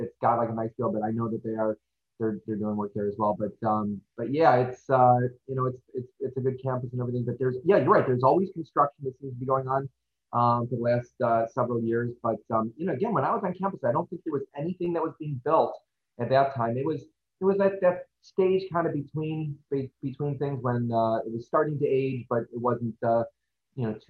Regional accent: Hoffman Estates, Illinois, United States; I grew up in Hoffman Estates, and I went to Harper in 1996 and 97

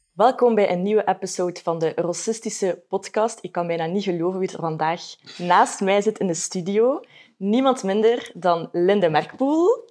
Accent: Ghent, Flanders, Belgium; ik ben van Gent

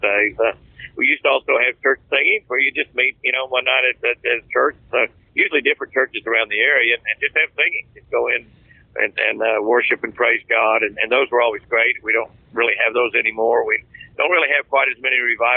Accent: Moore, Oklahoma, United States; I grew up in Moore, Oklahoma, a tornado capital of the world.

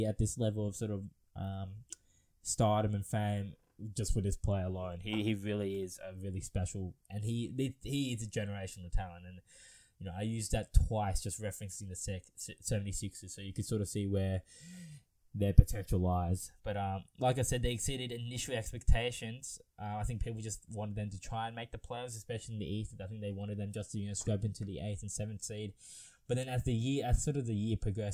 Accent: Australia

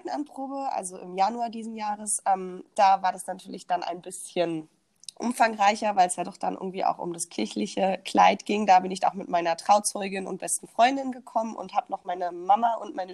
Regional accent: Berlin, Germany

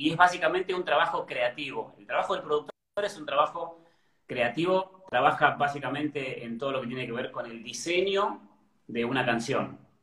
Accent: Cipolletti, Río Negro, Argentina; also born or lived in Buenos Aires; now in Ezeiza, Argentina; yo soy del sur, soy de Río Negro, de Chipoleti

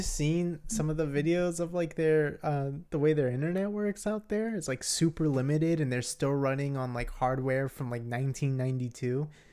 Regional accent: United States; I'm just an American dude

